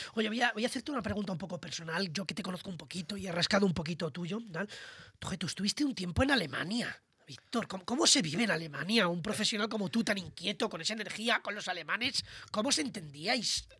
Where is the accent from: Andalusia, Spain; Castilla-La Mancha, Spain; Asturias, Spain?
Castilla-La Mancha, Spain; Toledo; como digo yo en mi tierra toledana